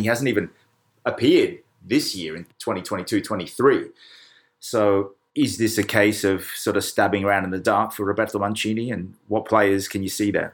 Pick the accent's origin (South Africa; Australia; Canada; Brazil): Australia; now in Kent, United Kingdom; being Australian